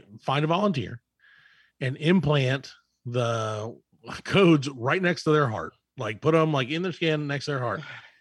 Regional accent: the South, United States; we're from the South

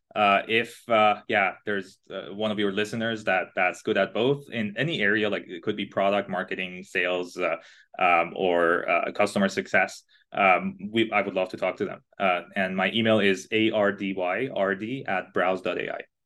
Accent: Iran; English is a second language; now in Canada; I was born and raised in Iran, in a smaller city in Iran

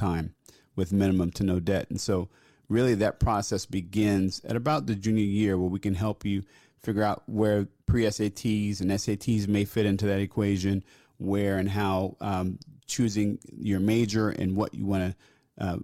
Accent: New Jersey, United States; moved away as an adult; also born or lived in Philadelphia; I left my home state of New Jersey

